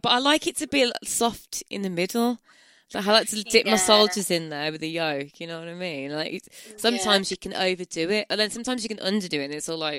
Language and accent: English; Birmingham, West Midlands, United Kingdom; accent: Brummie; I'm from Birmingham, and we all say tough.